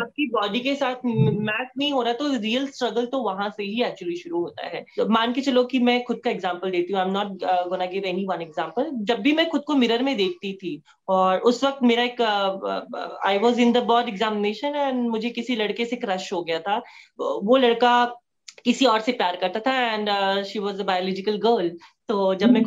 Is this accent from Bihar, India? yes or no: yes; Katihar, Bihar, India; moved away; कटिहार की एक सिख फैमिली से मैं बिलोंग करती हूँ uh, मैं एक uh, सरदार फैमिली में uh, जन्मी